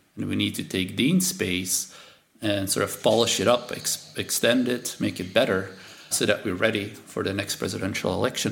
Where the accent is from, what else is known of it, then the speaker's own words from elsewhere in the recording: Belgium; first language Dutch; English is a second language; moved away; I'm from Belgium